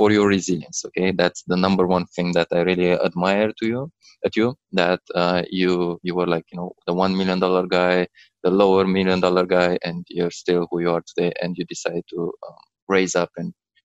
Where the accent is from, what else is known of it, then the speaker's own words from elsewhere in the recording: Romania; now in London, United Kingdom; I'm in London, actually. I'm from Romania.